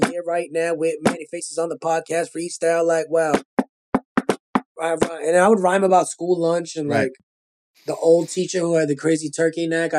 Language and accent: English; New York City, New York, United States; accent: Brooklyn; being a Brooklyn kid